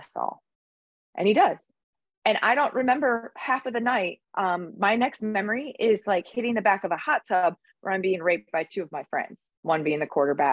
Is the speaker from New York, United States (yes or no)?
no; Michigan, United States; now in Pensacola, United States; I grew up in Michigan, where it's way wicked more cold than it is here in Pensacola. And I'm from a small town